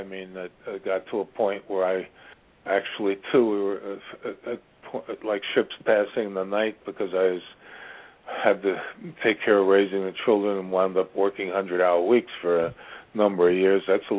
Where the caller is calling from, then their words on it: Ashland, Virginia, United States; The center of the universe. Ashland, Virginia.